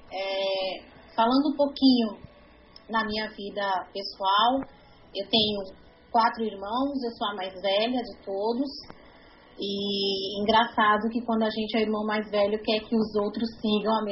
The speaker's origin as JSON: {"language": "Portuguese", "region": "São Paulo", "country": "Brazil", "tie": "born or raised there", "also_born_or_lived": "Minas Gerais", "moved": "as an adult", "lives_now": "Recife, Brazil", "said": "É, não conheço Minas, porque nasci, depois a gente voltou para São Paulo e passei a minha infância inteira em São Paulo. É, eu vim para cá, para Recife, em, 2000, em 97, numa, férias."}